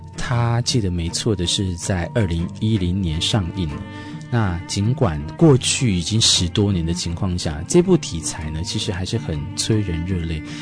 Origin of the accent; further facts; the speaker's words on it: Taiwan; 我们台湾人